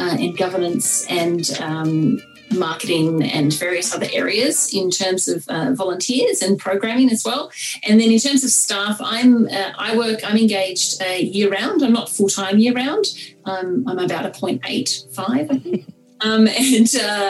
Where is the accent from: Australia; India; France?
Australia; Tasmania; moved away; when I was a teenager growing up in Tasmania in the 90s